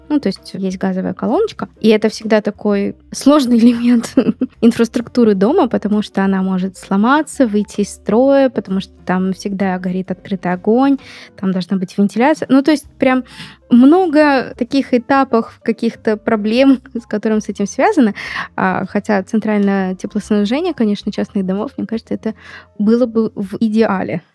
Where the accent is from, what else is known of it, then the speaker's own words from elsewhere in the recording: Magnitogorsk, Chelyabinsk Oblast, Russia; в Магнитогорске, откуда я родом